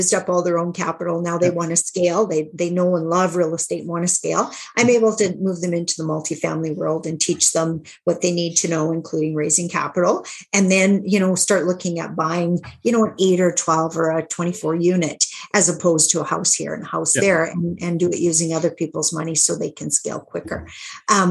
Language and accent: English; Saskatchewan, Canada; because I'm from Saskatchewan, Canada, most of our deals were smaller deals